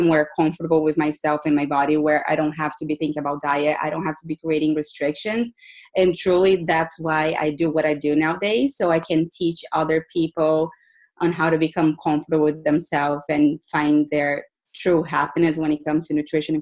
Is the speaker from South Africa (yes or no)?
no; Brazil; also born or lived in Boston, United States; now in California, United States; I am originally from Brazil. I lived in Boston for about 10 years.